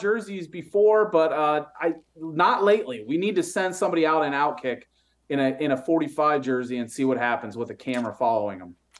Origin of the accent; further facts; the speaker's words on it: the North, United States; I'm from the North